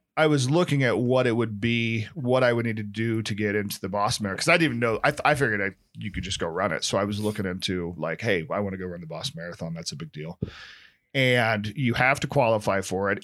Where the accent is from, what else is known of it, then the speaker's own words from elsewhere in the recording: Nebraska, United States; now in San Francisco, United States; being from Nebraska, I'm more Hick than my San Francisco counterparts